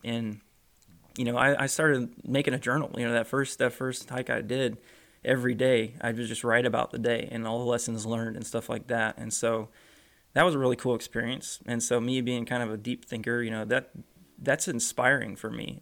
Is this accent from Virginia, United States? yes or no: no; Florida, United States; growing up in Florida